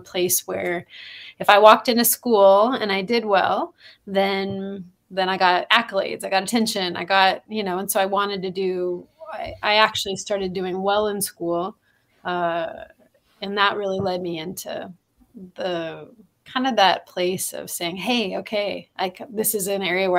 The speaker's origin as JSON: {"language": "English", "area": "Tri-Cities", "region": "Washington", "country": "United States", "tie": "born or raised there", "also_born_or_lived": "Spokane, Washington", "moved": "as an adult", "lives_now": "Thailand", "said": "I'm from the Tri-Cities area. That's where I grew up, originally born in Spokane"}